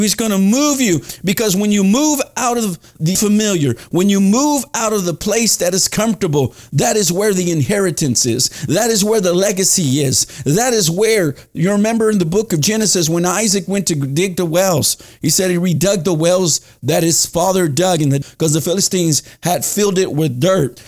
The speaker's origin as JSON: {"language": "English", "town": "Dallas", "region": "Texas", "country": "United States", "tie": "born or raised there", "moved": "yes", "said": "Dallas, my hometown"}